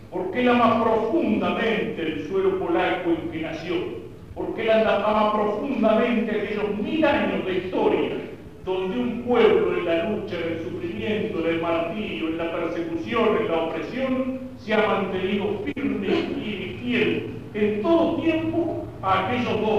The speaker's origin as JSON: {"language": "Spanish", "country": "Argentina", "first_language": "Spanish", "said": "no podemos limitarnos a ser argentinos porque nacimos aquí"}